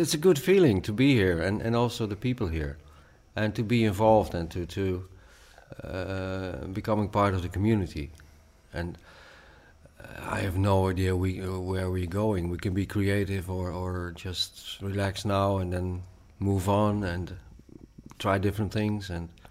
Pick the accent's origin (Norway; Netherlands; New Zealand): Netherlands; Oldebroek, Gelderland; English is a second language; No, I'm from Oldebroek. It's also in the center of Holland, but it's a bit 80 kilometers higher than Utrecht. And I grew up there the first 5 years, and then my mother and I moved for several times all over Holland.